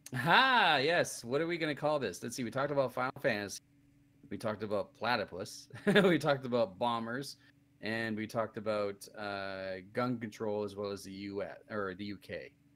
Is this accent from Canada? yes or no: yes; Canada; me being Canadian